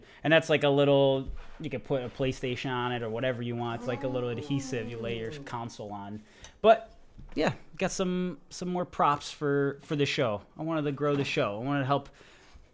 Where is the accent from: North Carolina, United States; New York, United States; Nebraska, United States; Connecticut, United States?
Connecticut, United States; Watertown; also born or lived in Florida; I came from East Coast, originally from Connecticut, Watertown, Connecticut.